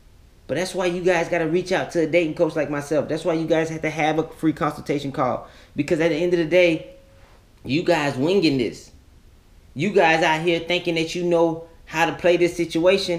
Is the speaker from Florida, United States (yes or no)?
yes; Florida, United States; I'm a kid from Florida.